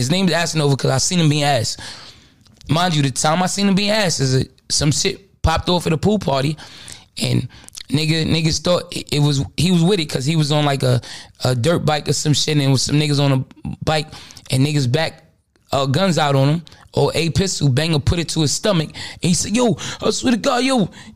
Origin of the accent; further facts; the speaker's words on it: New York City, New York, United States; I'm really from Brooklyn